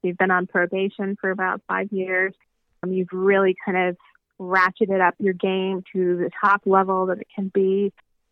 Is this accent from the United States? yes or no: yes; Tallahassee, Florida, United States; I grew up in Tallahassee.